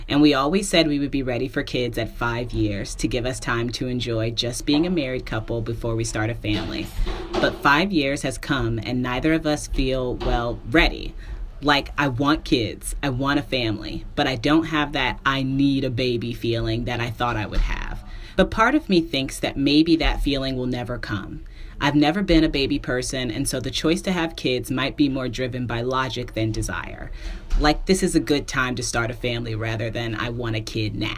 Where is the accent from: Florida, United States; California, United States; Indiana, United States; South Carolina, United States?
Indiana, United States; moved away as an adult; now in Brooklyn, United States; I moved from Indianapolis to New York. So now I'm in Brooklyn in this, you know, I mean, it's a good apartment, but listen, I'm born and raised Hoosier.